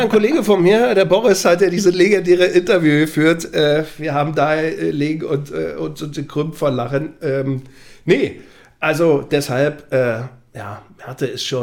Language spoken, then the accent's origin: German; Magdeburg, Saxony-Anhalt, Germany; Also ich bin Magdeburger durch und durch, freue mich aber über alle anderen Vereine genauso.